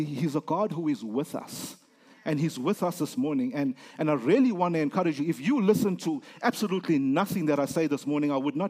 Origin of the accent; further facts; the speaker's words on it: South Africa; I'm from Africa